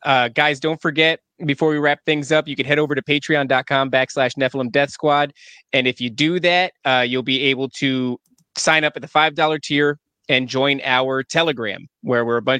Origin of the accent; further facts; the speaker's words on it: New Jersey, United States; now in Florida, United States; I'm from New Jersey and I escaped it.